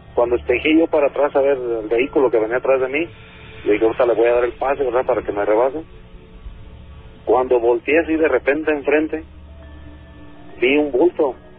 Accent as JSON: {"language": "Spanish", "town": "Zamora", "region": "Michoacán", "country": "Mexico", "said": "soy de Zamora, Michoacán"}